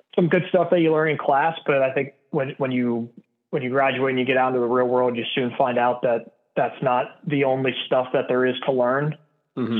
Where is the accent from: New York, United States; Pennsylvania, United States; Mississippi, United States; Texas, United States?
Pennsylvania, United States; Pittsburgh; I'm originally from Pittsburgh, Pennsylvania, born and raised